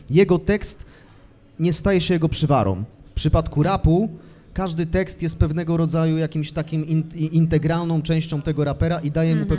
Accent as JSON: {"language": "Polish", "town": "Brzeziny", "region": "Łódź Voivodeship", "country": "Poland", "tie": "born or raised there", "moved": "yes", "lives_now": "Łódź, Poland", "said": "nie mam żadnego problemu z tym, że jestem z Brzezin. Mhm. Tam, y, tam się urodziłem"}